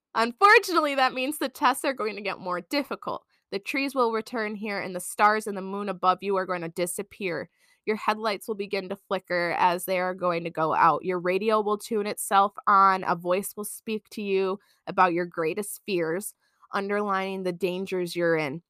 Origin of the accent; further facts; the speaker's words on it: Michigan, United States; we're from Michigan